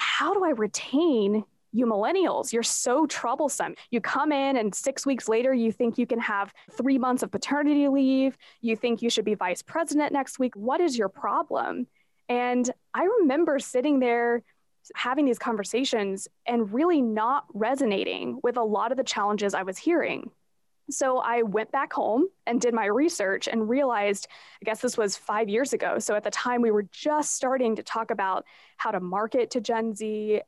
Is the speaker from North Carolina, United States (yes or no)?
yes; Asheville, North Carolina, United States; a wonderful company here in my hometown of Asheville, North Carolina